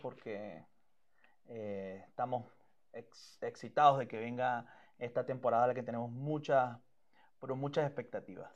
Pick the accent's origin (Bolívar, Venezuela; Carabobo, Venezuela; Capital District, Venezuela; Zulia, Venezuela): Zulia, Venezuela; Maracaibo; moved away as an adult; also born or lived in Miami; now in Gainesville, United States; yo soy de Maracaibo